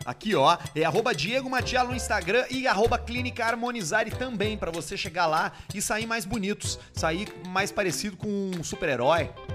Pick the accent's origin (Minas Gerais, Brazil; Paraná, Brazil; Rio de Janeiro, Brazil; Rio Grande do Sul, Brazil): Rio Grande do Sul, Brazil; Porto Alegre; eu, como um bom nascedor da Zona Norte, sou da Zona Norte